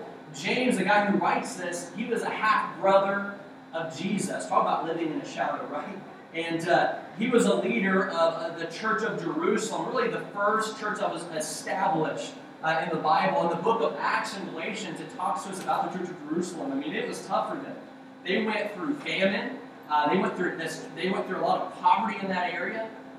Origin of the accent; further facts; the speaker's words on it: Okinawa, Japan; born there; I was born in Okinawa, Japan.